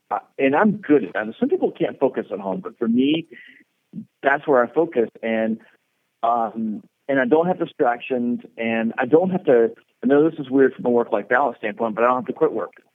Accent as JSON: {"language": "English", "region": "Georgia", "country": "United States", "tie": "born or raised there", "also_born_or_lived": "South Florida", "moved": "as an adult", "said": "I grew up in Georgia"}